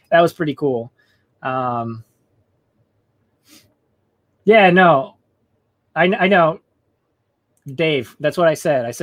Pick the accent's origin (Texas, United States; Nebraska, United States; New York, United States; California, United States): Texas, United States; San Antonio; I'm from San Antonio.